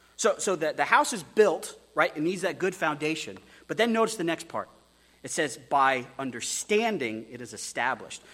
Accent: Texas, United States; also born or lived in Wyoming; As an American who's from Wyoming, who grew up in Texas

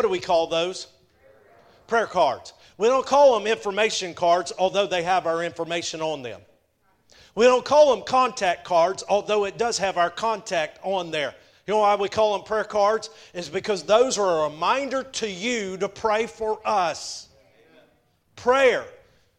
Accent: just south of Chattanooga, Georgia, United States; I grew up in Georgia. I grew up just south of Chattanooga.

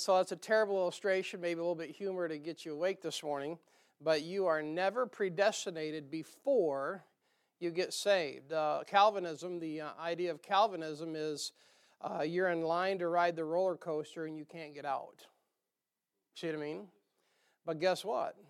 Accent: the North, United States; accent: northern; moved away; my northern accent

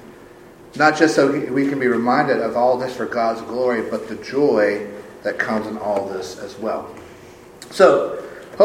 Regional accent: South Carolina, United States; moved away as an adult; also born or lived in Georgia; in South Carolina, which is my home state, my native state

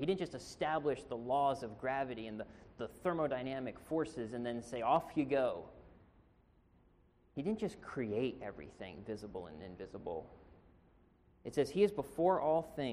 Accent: Pennsylvania, United States; also born or lived in Marina, California; now in California, United States; I'm originally from Pennsylvania.

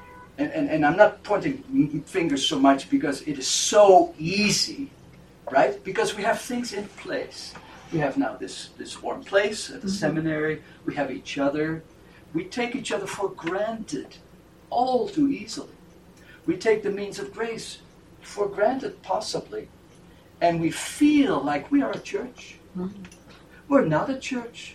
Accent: Netherlands; moved away as an adult; also born or lived in Grand Rapids, Michigan, United States; As a young man, I came from the Netherlands and I studied at Calvin College in Grand Rapids, Michigan

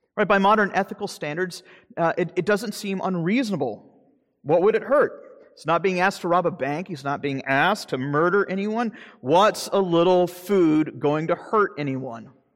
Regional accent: Jacksonville, Florida, United States; moved away; my hometown in Jacksonville, Florida

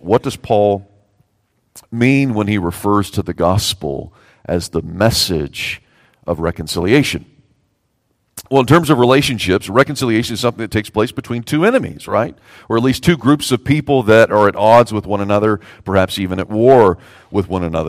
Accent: the South, United States; I'm a Southerner

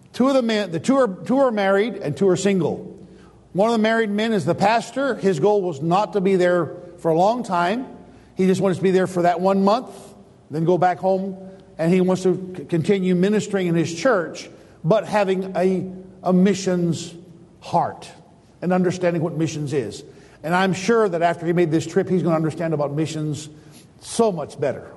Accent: United States; I, as an American

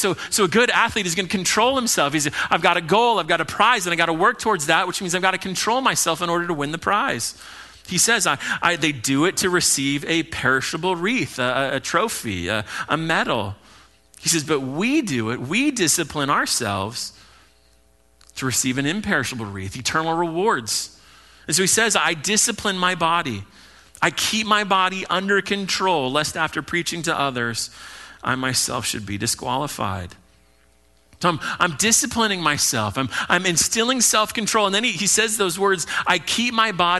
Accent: Hawaii, United States; I'm Hawaiian

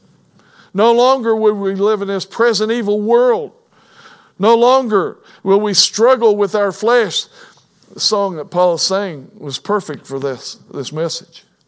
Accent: Kentucky, United States; I was born in Kentucky

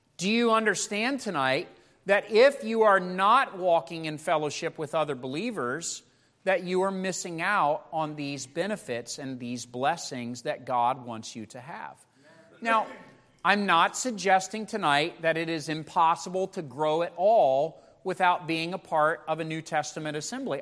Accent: United States; as American Christians

